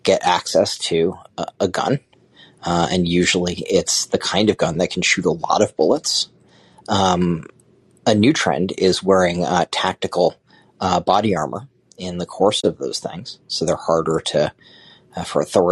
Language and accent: English; Connecticut, United States; I'm from Connecticut, and my mom's run a jazz festival for many years